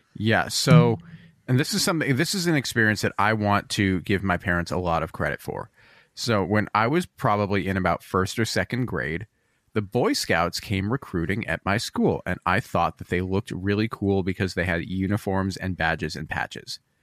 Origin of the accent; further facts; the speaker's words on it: Portland, Oregon, United States; I grew up in Portland, Oregon